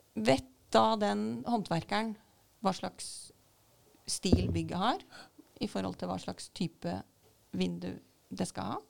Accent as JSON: {"language": "Norwegian", "town": "Sannidal", "region": "Vestfold og Telemark", "country": "Norway", "said": "jeg er fra Sandidal"}